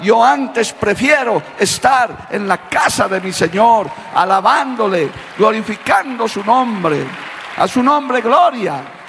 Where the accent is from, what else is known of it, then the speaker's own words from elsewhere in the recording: Bolivia; como boliviano de tierra adentro que soy